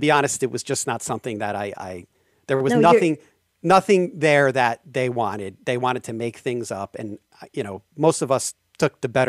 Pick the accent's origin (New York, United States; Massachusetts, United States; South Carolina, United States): New York, United States; New York City; And that kind of drives me nuts as a New Yorker, which is sometimes why New Yorker style can't really go out to LA.